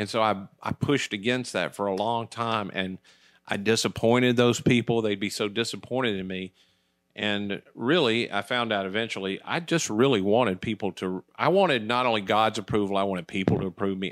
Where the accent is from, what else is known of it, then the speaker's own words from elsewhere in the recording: United States; I was from America